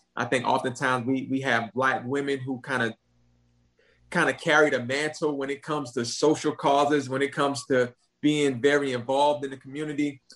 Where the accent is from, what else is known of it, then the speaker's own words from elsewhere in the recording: Jasper County, South Carolina, United States; I'm from Jasper County. My dad lived in Beaufort County